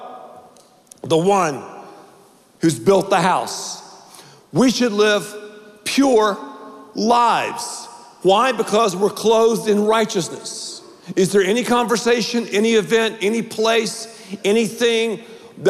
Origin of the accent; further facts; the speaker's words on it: Dallas, Texas, United States; I'm from Dallas